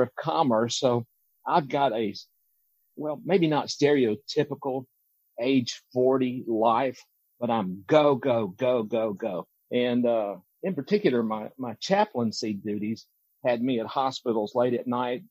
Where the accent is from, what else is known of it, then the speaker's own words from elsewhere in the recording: Deep South, United States; moved away as an adult; any other kid growing up in the Deep South